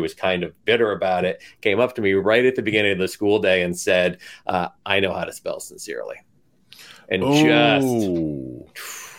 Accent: Schenectady, New York, United States; I was actually born and raised in Schenectady.

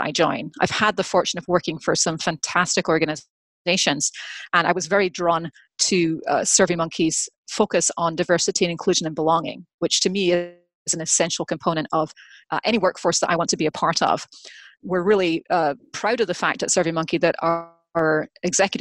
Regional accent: Scotland, United Kingdom; moved away as an adult; now in United States; I grew up in Scotland, actually earned my liberal arts major, so earned my degree in history and English from University of Edinburgh

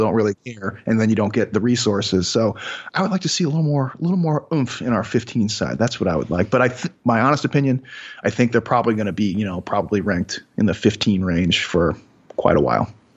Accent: Chicago, Illinois, United States; I'm from Chicago

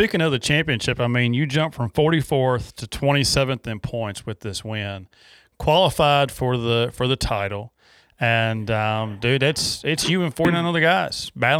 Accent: Danville, Virginia, United States; I grew up in Danville, about 2 hours south of you. So a couple of Virginia boys here.

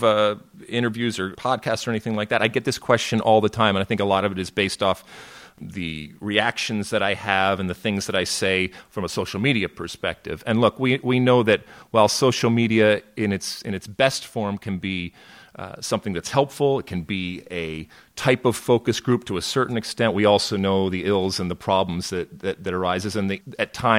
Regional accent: Detroit, Michigan, United States; moved away as an adult; also born or lived in New Jersey; I grew up in Detroit, Michigan, but I went to school out in New Jersey

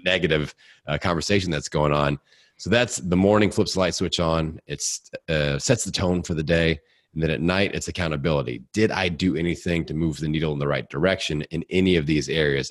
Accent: Bloomington, Indiana, United States; born or raised there

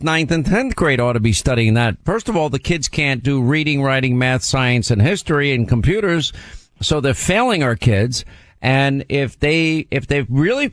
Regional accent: Long Island, New York, United States; we live in, you know, upper income, upper middle class areas of Long Island, both of us. Not where we grew up in Long Island

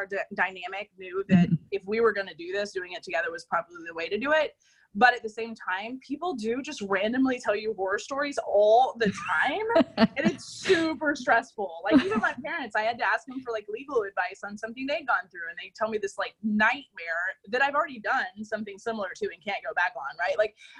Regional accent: Austin, Texas, United States; moved away as an adult; now in Portland, United States; you know, we're from Austin, Texas, and we moved to Portland about a year and a half ago.

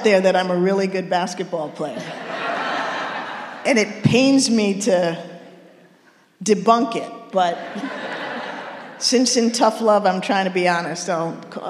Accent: Washington, District of Columbia, United States; moved away as an adult; I'm from Washington, D.C., East Coast, never lived outside of the East Coast.

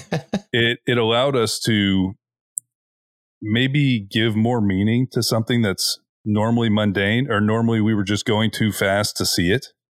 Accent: Florida, United States; we're from Florida. We are at sea level.

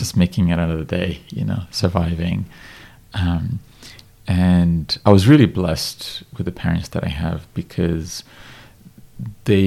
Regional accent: Ethiopia; first language Amharic; English is a second language; I was born in Ethiopia in the 80s, and it was right at the end of the communist regime in our country that was quite disastrous

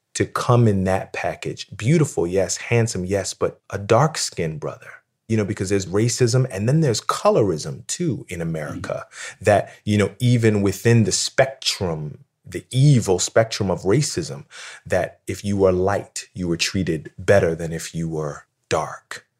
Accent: Philadelphia, Pennsylvania, United States; I grew up in Philadelphia

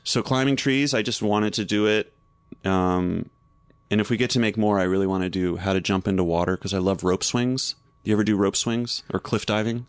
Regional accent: North Carolina, United States; moved away; I grew up in North Carolina, and my parents had this big magnolia in the front yard

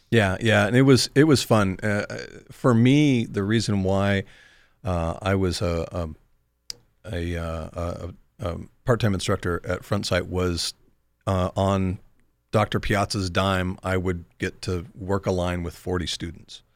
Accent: far north of Sacramento, California, United States; far north of Sacramento. So, um, in, in the redneck part of, of, uh, California

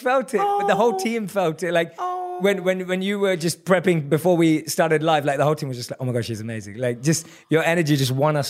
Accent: London, United Kingdom; I grew up in London. {S0} Right. {S1} That's where I was born and raised.

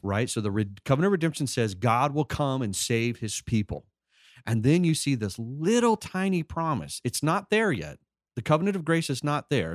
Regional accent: California, United States; I was born and raised in Cali, sunny California

